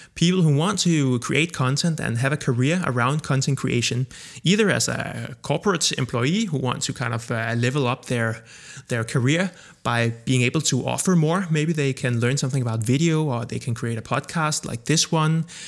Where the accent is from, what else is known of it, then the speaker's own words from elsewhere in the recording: Copenhagen, Capital Region of Denmark, Denmark; I am born and raised in Copenhagen, Denmark